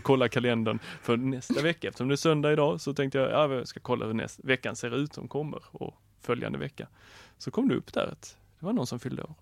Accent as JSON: {"language": "Swedish", "region": "Skåne", "country": "Sweden", "said": "jag är skåning"}